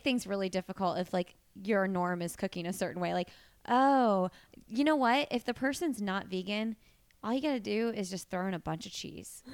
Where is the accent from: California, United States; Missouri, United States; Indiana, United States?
Indiana, United States; Bloomington; now in Indianapolis, United States; I'm from Bloomington, Indiana